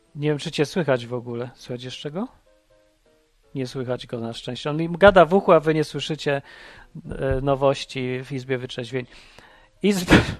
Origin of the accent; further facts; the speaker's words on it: Poland; wychowałem się w PRL-u